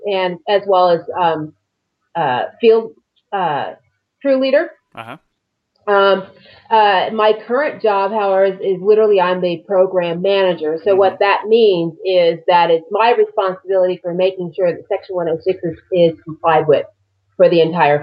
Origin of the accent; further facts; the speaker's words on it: Los Angeles, California, United States; moved away as an adult; also born or lived in Nevada / Mojave Desert, California; now in Arizona, United States; I'm from California originally. I grew up in the Los Angeles area.